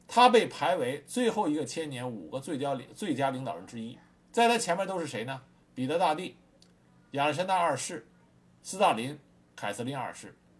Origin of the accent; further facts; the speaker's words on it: China; 我们中国和苏联的关系非常差